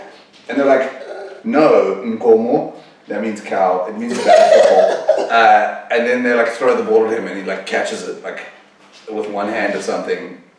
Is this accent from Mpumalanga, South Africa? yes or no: no; East London, Eastern Cape, South Africa; also born or lived in Johannesburg; I was born in Joburg, but I moved to East London when I was like 4.